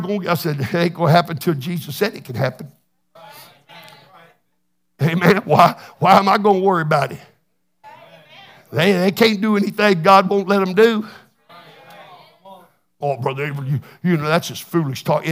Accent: Texas, United States; I'm from Texas

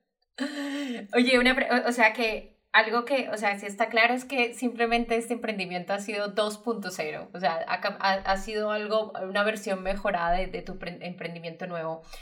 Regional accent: Medellín, Antioquia, Colombia; Medellín, mi ciudad natal

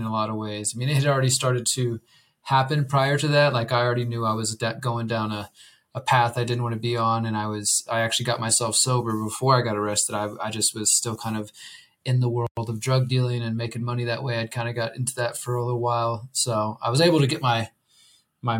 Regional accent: Houston, Texas, United States; moved away as an adult; now in Mexico; I'm originally from Houston, Texas

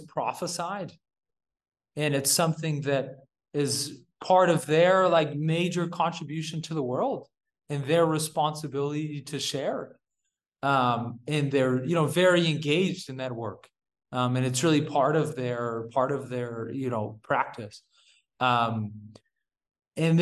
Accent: Yuba City, California, United States; moved away as an adult; also born or lived in Utah; now in India; I grew up in Yuba City, California

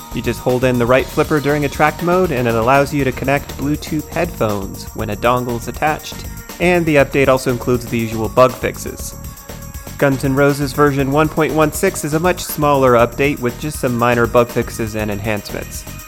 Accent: Seattle, Washington, United States; my hometown of Seattle

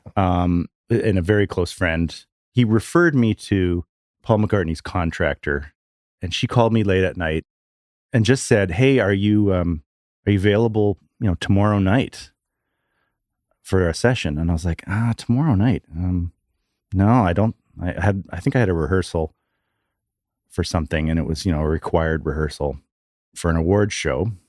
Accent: Vancouver, British Columbia, Canada; moved away; Oh, Vancouver

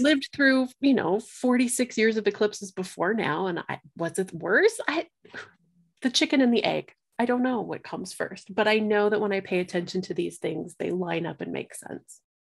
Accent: Colorado, United States; I, um, live in Colorado, born and raised in Colorado

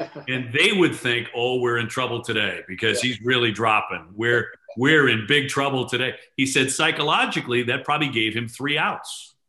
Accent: Boston, Massachusetts, United States; He knew I was from Boston

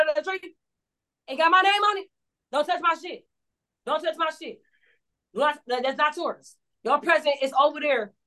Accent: Cleveland, Ohio, United States; I stay in the city. I'm from Cleveland. It's tatted on me

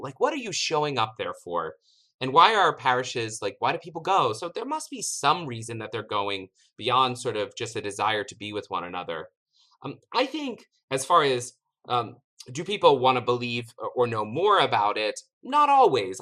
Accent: East Tennessee, United States; moved away as an adult; also born or lived in Notre Dame, Indiana; I grew up in East Tennessee, and there were very few Catholic schools in East Tennessee

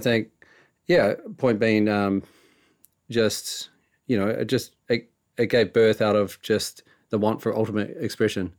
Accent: New Zealand; we're from New Zealand

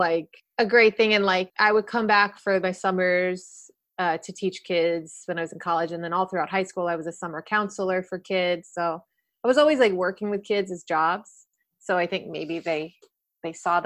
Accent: Chicago, Illinois, United States; I grew up in Chicago

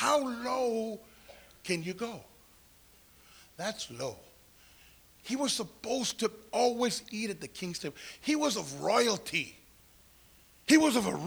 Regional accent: Santa Paula, California, United States; growing up in Santa Paula, a little place, it was only a town

